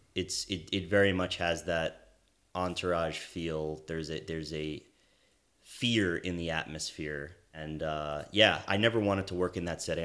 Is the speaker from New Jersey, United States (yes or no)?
yes; East Brunswick, New Jersey, United States; moved away as an adult; also born or lived in Washington, D.C.; now in Los Angeles, United States; originally from New Jersey, uh, where I grew up in East Brunswick.